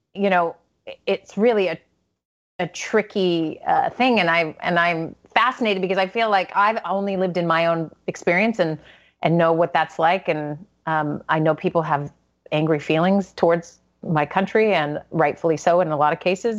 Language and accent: English; United States; as an American